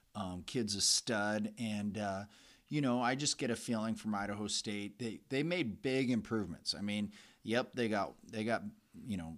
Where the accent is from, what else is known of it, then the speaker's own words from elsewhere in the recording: Calgary, Alberta, Canada; I grew up in Calgary